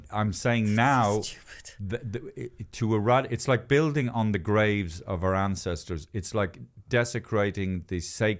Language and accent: English; Ireland; I'm Irish.